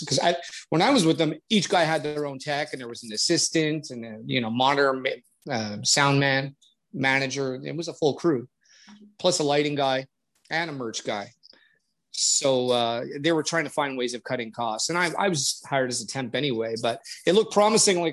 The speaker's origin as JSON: {"language": "English", "country": "Canada", "said": "I'm Canadian"}